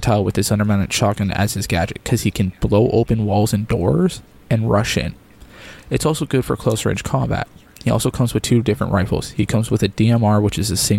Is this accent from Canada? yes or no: yes; Canada; as a Canadian